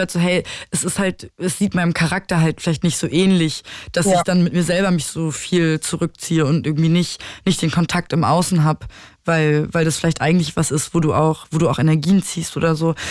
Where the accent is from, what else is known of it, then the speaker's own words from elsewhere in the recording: Berlin, Germany; also born or lived in Dresden; ich liebe Berlin und es ist meine Heimat